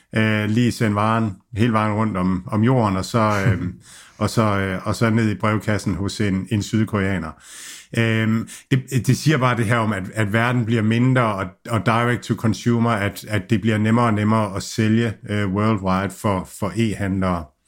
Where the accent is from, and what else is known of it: Denmark